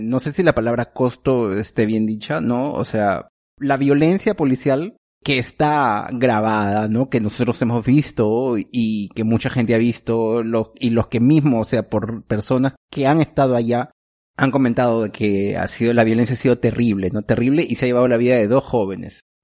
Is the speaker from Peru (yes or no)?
yes; Peru; moved away; nuestro Congreso peruano